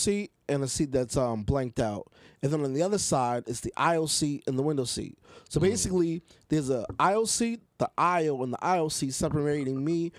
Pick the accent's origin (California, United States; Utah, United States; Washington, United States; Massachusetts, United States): Massachusetts, United States; Boston; because we're from Boston.